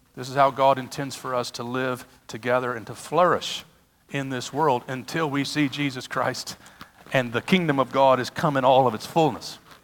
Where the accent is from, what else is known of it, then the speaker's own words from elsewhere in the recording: United States; I'm an American